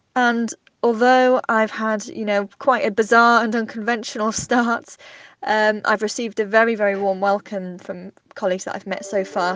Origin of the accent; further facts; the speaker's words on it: Cardiff, Wales, United Kingdom; moved away as an adult; now in Manchester, United Kingdom; my hometown of Cardiff